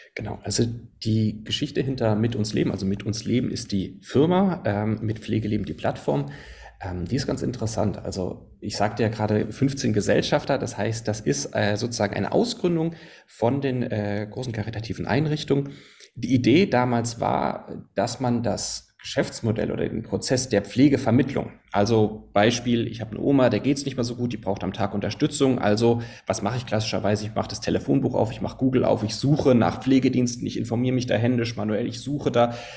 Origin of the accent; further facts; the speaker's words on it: Konstanz, Baden-Württemberg, Germany; moved away as an adult; also born or lived in Potsdam; now in Berlin, Germany; ich komme ursprünglich von Konstanz am Bodensee, aber da hat es mich dann vor zehn Jahren äh, nach Norddeutschland sozusagen gezogen